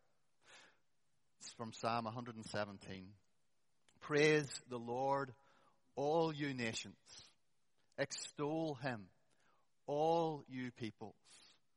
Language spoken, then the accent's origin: English; Holywood, Northern Ireland, United Kingdom; also born or lived in East Belfast; I grew up in Mount Pottinger congregation down Castlereagh Street. So the first 18 years of my life was in Mount Pottinger. Our family lived in Hollywood